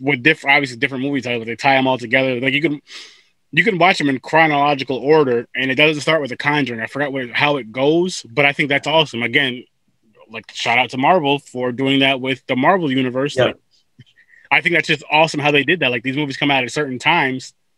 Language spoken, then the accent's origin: English; New York, United States; I'm from New York